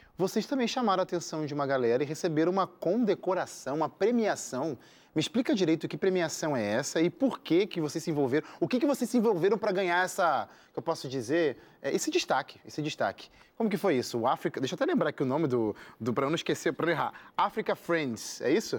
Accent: Brazil; eu sou brasileiro

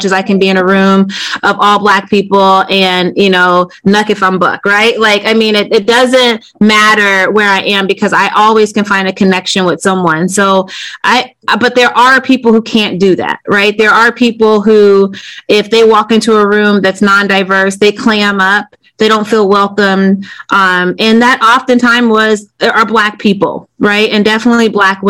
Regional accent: Decatur, Illinois, United States; moved away as an adult; now in Wilmington, United States; growing up in Decatur, Illinois, which is a factory town, small town.

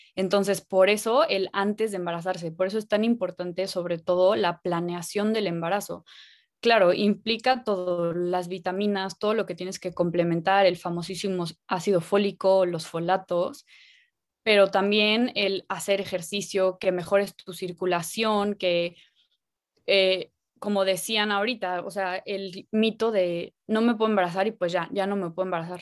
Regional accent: Cancún, Quintana Roo, Mexico; nací en Cancún y siempre he estado muy cerca del mar

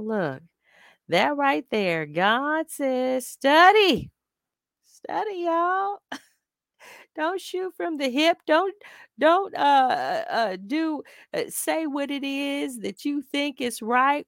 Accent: United States; as an African-American woman

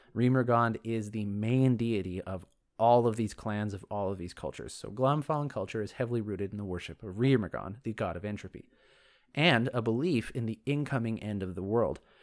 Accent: Canada; I'm me from Canada

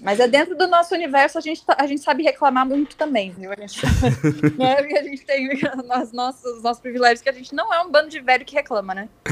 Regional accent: Novo Hamburgo, Rio Grande do Sul, Brazil; moved away as an adult; now in São Paulo, Brazil; eu sou do interior do Rio Grande do Sul, né? Novo, ah, Novo Hamburgo no interior

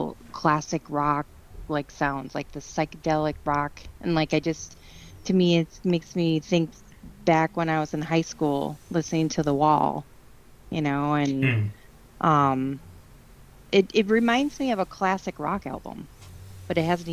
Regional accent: Midwest, United States; I might be a little bit biased because I'm from the Midwest.

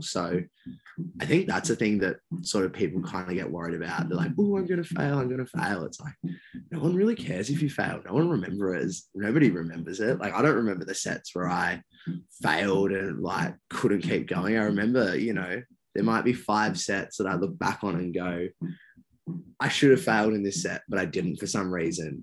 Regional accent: Perth, Western Australia, Australia; I was born over in Perth

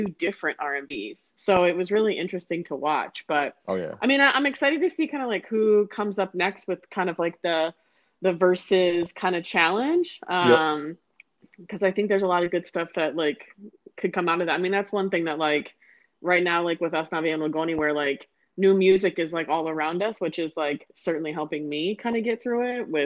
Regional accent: Michigan, United States; moved away as an adult; also born or lived in Toledo, Ohio / Akron, Ohio; now in Anaheim, United States; I'm born and raised in Michigan. I was there for 24 years.

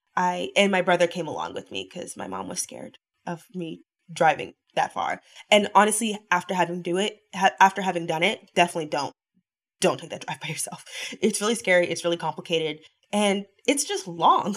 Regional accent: the South, United States; now in Los Angeles, United States; I'm from the South.

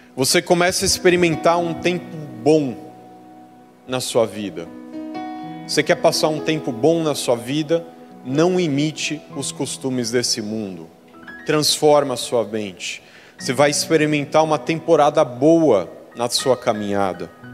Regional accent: Brazil; moved away

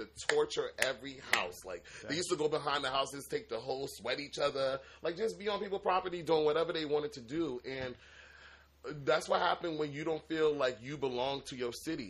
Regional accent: New Jersey, United States; also born or lived in Washington, D.C.; But I lived my whole life in Jersey.

